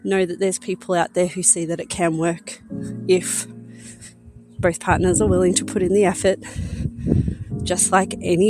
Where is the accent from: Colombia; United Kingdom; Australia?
Australia; I'm 34 and I'm from Australia